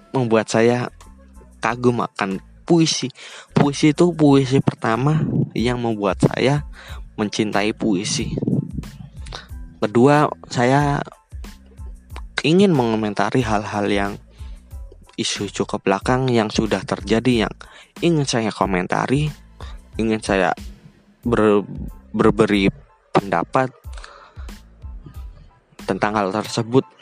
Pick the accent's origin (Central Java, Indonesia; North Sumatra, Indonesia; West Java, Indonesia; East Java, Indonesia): Central Java, Indonesia; Purworejo; Saya sekarang bekerja di kota Tangerang. Saya berasal dari kota Purworejo. Kota ini di di antara kota Kebumen, kota Magelang, dan daerah istimewa Yogyakarta.